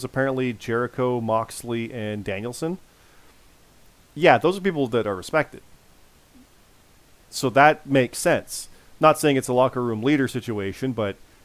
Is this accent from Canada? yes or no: yes; Canada; I'm a Canadian